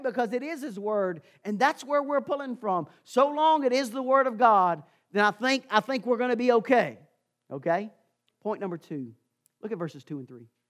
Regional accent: Amherst County, Virginia, United States; I had the privilege of growing up in Amherst County

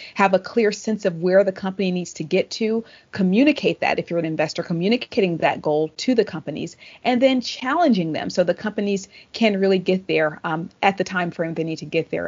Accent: Tennessee, United States; the senator from my home state

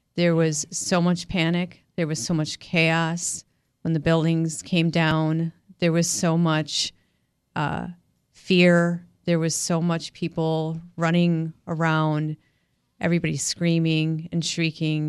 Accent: West Bend, Wisconsin, United States; moved away as an adult; also born or lived in New York City; I was born and raised in West Bend, Wisconsin, uh, and by the age of twenty-two, I moved to New York City

